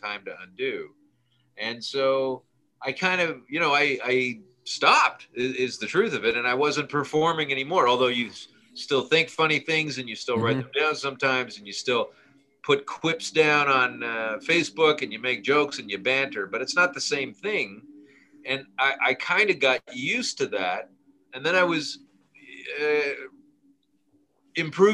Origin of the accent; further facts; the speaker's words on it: Canada; I'm from Canada.